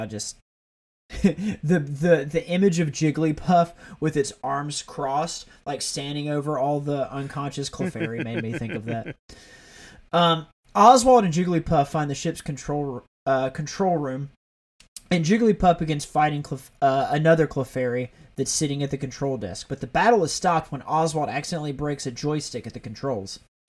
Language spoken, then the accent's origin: English; the South, United States; As someone that grew up around guns, like I'm from the South, like I have no issues with guns.